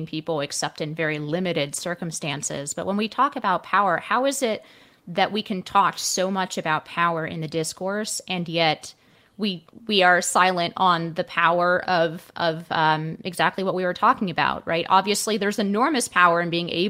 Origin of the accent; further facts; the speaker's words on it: the Bay Area, California, United States; I grew up in the Bay Area